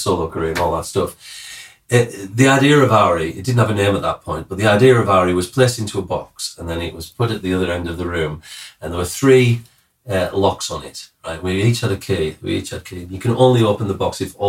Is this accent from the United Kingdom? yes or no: yes; Cumbria, North West England, United Kingdom; I'm from the north of England. And what am I? From Newcastle? No, I'm from the other side, Cumbria.